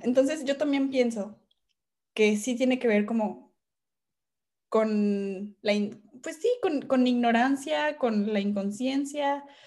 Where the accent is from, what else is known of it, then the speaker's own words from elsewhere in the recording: Mexico; dentro de nuestro país